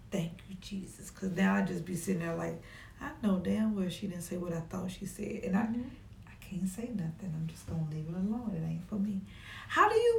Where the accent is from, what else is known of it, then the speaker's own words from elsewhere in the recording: the South, United States; I'm from the South